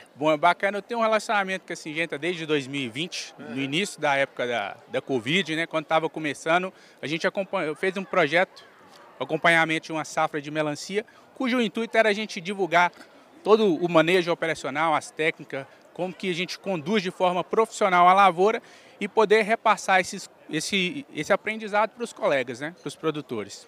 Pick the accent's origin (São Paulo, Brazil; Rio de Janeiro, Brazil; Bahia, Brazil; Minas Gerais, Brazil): Minas Gerais, Brazil; Belo Horizonte; also born or lived in Turmalina, Minas Gerais; eu nasci em Belo Horizonte, mas a minha infância eu fui criado até os cinco anos no Vale do Jequitinhonha. Uhum numa cidade chamada Turmalina. Aí depois, com cinco anos de idade, eu vim para BH